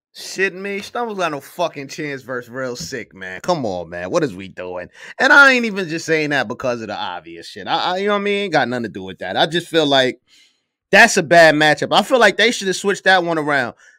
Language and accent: English; New York, United States; I'm from New York.